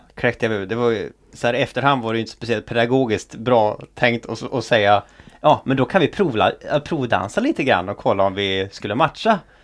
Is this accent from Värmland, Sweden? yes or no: no; Offerdal, Jämtland, Sweden; moved away; hemma i Jämtland, där jag kommer ifrån då. Eh, I socknen Offerdal